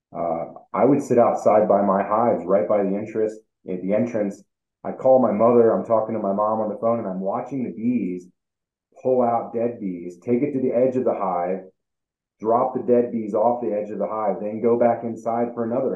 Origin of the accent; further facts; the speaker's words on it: Northwest Ohio, United States; now in Colorado, United States; when I was a kid, you know, I grew up in Northwest Ohio.